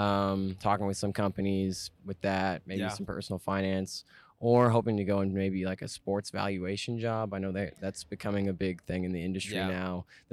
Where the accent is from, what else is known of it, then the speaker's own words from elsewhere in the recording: Edmond, Oklahoma, United States; I'm a senior from Edmond